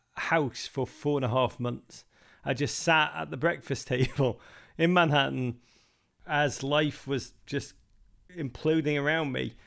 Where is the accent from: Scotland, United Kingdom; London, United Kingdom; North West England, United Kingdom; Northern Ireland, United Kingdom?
North West England, United Kingdom; Liverpool; moved away as an adult; now in United States; I grew up in Liverpool.